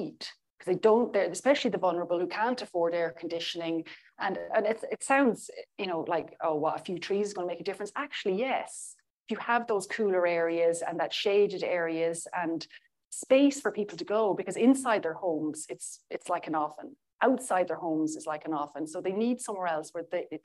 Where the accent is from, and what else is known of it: Ireland